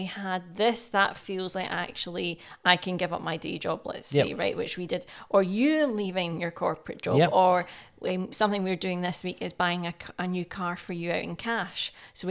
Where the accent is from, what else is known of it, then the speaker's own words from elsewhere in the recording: Scotland, United Kingdom; accent: Scottish; my Scottish accent comes out.